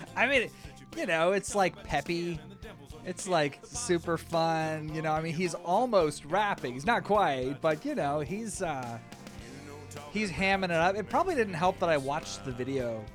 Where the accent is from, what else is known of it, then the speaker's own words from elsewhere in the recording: the South, United States; I'm from the South